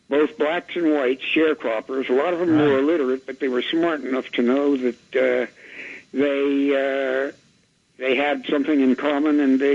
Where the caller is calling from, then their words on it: New York, United States; I'm calling from Jamaica, Queens.